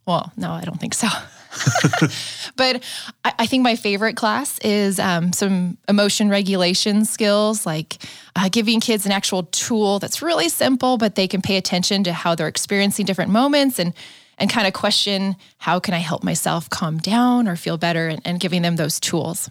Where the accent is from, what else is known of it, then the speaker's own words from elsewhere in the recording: San Diego, California, United States; I grew up in San Diego.